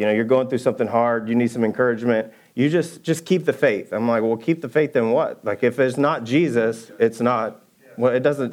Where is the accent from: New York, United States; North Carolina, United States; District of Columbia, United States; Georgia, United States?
Georgia, United States; also born or lived in Birmingham; now in Texas, United States; I'm from Georgia. We just put cane poles in little ponds